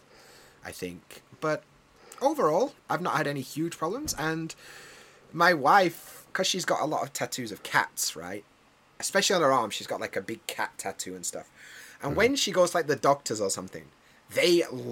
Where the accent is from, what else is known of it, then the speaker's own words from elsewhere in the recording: United Kingdom; now in Japan; I'm British